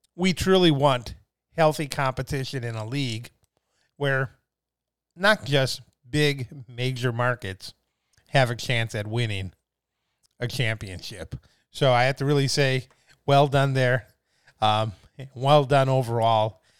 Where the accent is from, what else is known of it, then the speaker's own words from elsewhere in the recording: Midwest, United States; now in California, United States; I'm from the Midwest